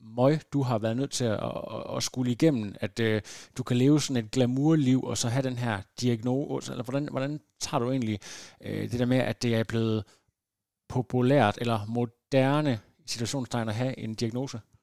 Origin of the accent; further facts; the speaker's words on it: Lem, Central Denmark Region, Denmark; som barn på Lem Stationsskole øh, i, i det mørke Vestjylland